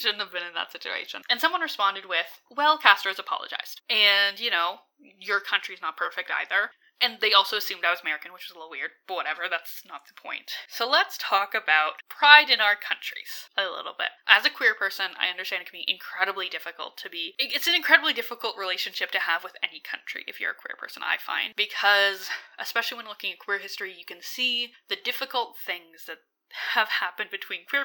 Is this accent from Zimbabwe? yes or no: no; Alberta, Canada; I'm from Alberta